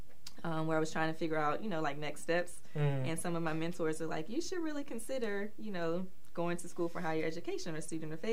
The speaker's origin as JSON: {"language": "English", "town": "Warrenton", "region": "North Carolina", "country": "United States", "tie": "born or raised there", "also_born_or_lived": "Charlotte, North Carolina", "moved": "as an adult", "said": "I am originally from Warrenton, North Carolina"}